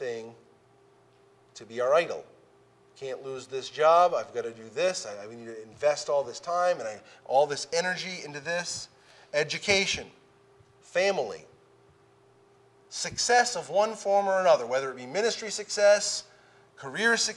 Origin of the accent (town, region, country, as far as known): United States